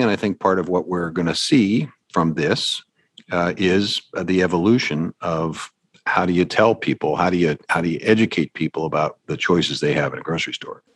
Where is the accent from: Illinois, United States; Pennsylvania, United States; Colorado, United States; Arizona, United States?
Pennsylvania, United States; Pittsburgh; I'm from Pittsburgh